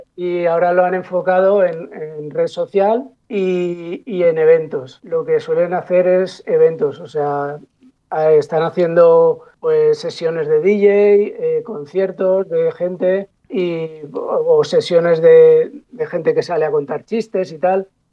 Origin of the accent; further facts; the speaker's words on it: Paterna, Valencian Community, Spain; mi pueblo, que yo soy de Paterna